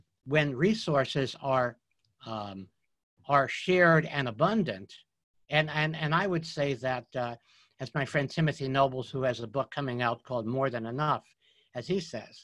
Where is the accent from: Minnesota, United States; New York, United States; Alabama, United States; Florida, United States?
New York, United States; I grew up in New York